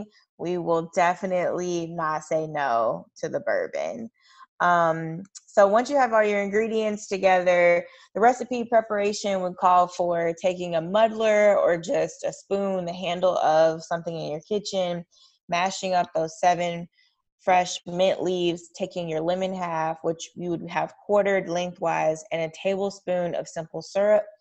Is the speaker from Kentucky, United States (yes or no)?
yes; Kentucky, United States; I grew up in Kentucky